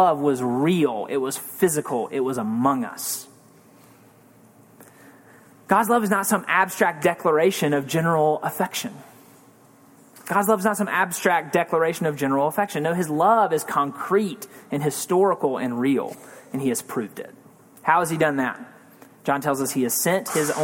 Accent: Mississippi, United States; I grew up in Mississippi

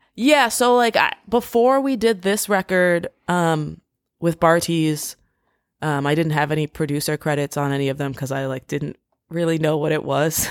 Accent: D.C. area, Maryland, United States; moved away; also born or lived in Washington, D.C.; I grew up in the D C area. I, I grew up in Maryland. Um, I went to high school in D C

